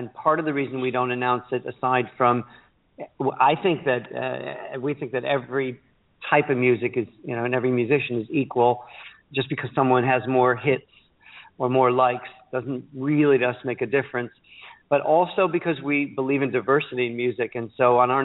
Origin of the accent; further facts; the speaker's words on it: Chicago, Illinois, United States; now in London, United Kingdom; I'm from Chicago and I love Chicago